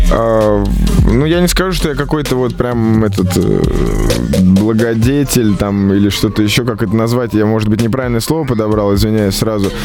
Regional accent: Moscow, Russia; в Москве, в моем родном городе.

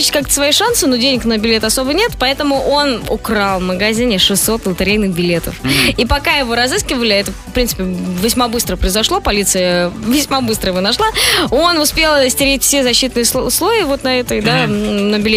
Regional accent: Stavropol, Stavropol Krai, Russia; Я из города Ставрополь.

